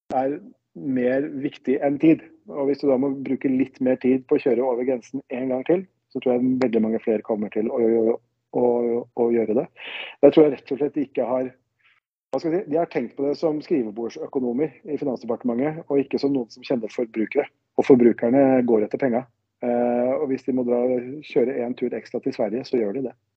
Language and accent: Norwegian; Denmark; now in Norway; jeg er jo dansk